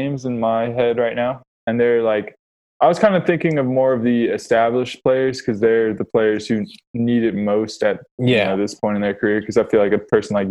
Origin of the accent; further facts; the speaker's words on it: Atlanta, Georgia, United States; I'm from Atlanta, like the city.